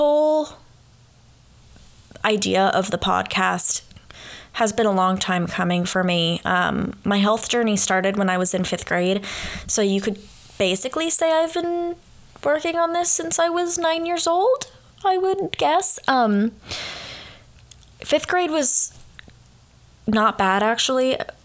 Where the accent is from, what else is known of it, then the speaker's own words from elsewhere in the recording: California, United States; moved away as an adult; now in Oxford, Ohio, United States; I am from California